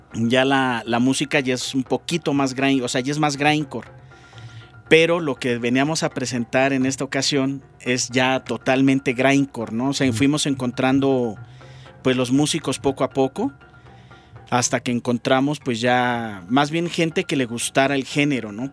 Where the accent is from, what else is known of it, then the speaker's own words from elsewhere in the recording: Mexico; now in Bogotá, Colombia; soy mexicano, radicado en Bogotá, Colombia